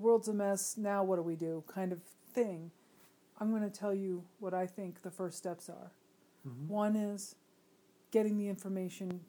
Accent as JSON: {"language": "English", "country": "United States", "said": "as American middle-class people"}